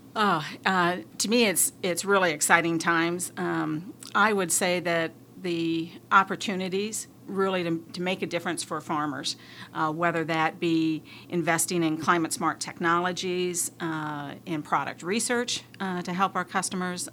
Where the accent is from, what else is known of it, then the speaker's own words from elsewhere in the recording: northeast Iowa, United States; moved away; I grew up uh, on a grain and livestock farm in northeast Iowa